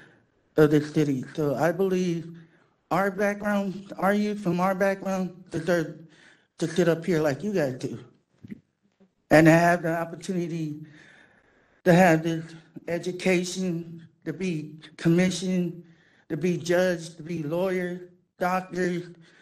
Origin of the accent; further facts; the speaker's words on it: San Francisco, California, United States; I came from a background of Hunters Point. I'm from Bayview